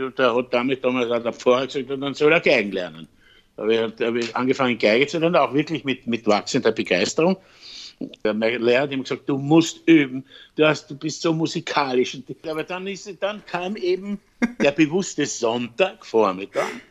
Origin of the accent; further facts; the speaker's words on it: Vienna, Austria; also born or lived in Styria; Meine Wurzeln sind in der Steiermark, beziehungsweise in Wien, da bin ich geboren